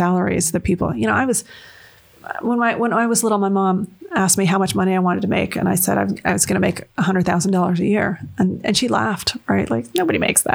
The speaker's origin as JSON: {"language": "English", "town": "London", "region": "Ontario", "country": "Canada", "tie": "born or raised there", "moved": "as an adult", "lives_now": "United States", "said": "I grew up in London, Ontario"}